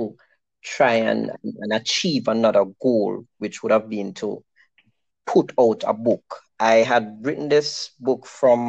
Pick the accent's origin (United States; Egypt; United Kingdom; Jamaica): Jamaica; Westmoreland; I grew up in Maras Lane in Westmoreland